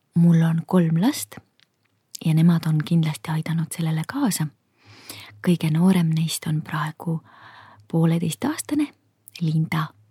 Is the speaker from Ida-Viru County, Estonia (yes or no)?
yes; Kohtla-Järve, Ida-Viru County, Estonia; mina kasvasin üles Kohtla-Järvel